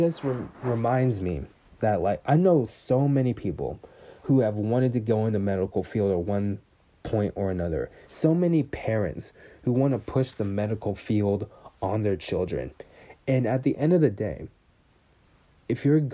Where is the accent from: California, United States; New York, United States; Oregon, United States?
California, United States; Bay Area; I'm from the Bay Area